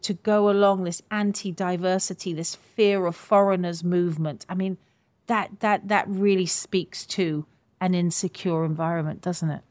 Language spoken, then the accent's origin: English; United Kingdom; I say all of us as British people